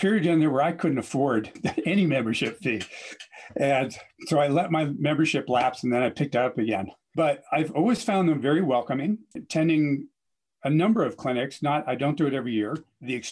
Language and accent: English; Connecticut, United States; moved away as an adult; also born or lived in Washington State / Hawaii; I grew up in Connecticut